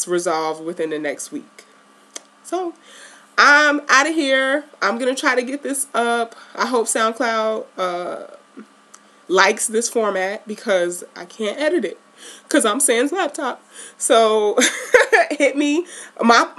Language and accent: English; New York City, New York, United States; I grew up in Baisley Projects